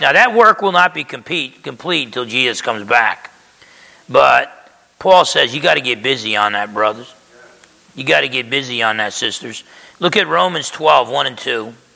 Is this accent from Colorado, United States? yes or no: no; New Jersey, United States; when I grew up in Jersey